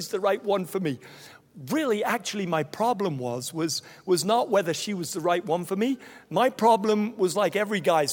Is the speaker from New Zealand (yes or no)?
no; Nigeria; moved away as an adult; also born or lived in Toronto, Canada; now in Raleigh, United States; I was born in Nigeria. I grew up there. That's the confusing thing about me. I spent 18 years in Nigeria.